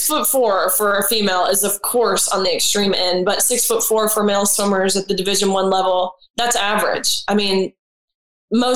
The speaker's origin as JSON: {"language": "English", "region": "Tennessee", "country": "United States", "said": "We're from Tennessee"}